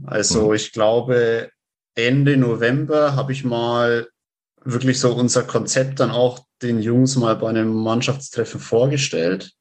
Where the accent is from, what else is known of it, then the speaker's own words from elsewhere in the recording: Rednitzhembach, Bavaria, Germany; Ich äh, komme aus Rednitz-Hembach. Das ist äh, also im Landkreis Roth